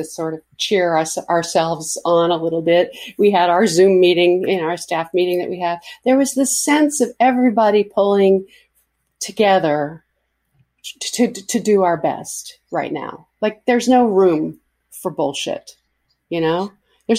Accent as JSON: {"language": "English", "town": "New York City", "region": "New York", "country": "United States", "tie": "born or raised there", "said": "I grew up in New York, so I was a tough kid"}